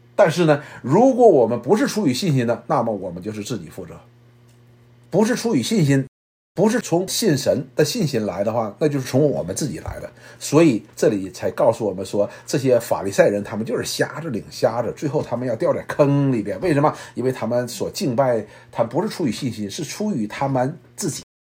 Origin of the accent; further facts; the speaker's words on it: China; 那时候可能也是我们都是大陆的群体